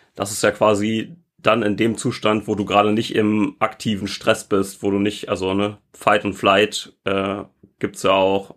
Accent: North Rhine-Westphalia, Germany; ich bin in NRW zur Schule gegangen.

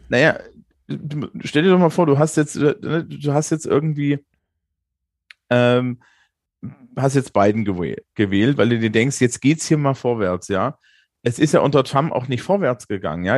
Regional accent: Germany; also born or lived in Bavaria; als Deutsche

